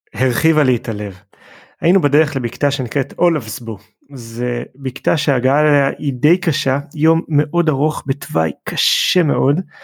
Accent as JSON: {"language": "Hebrew", "country": "Israel", "said": "אנחנו ישראלים"}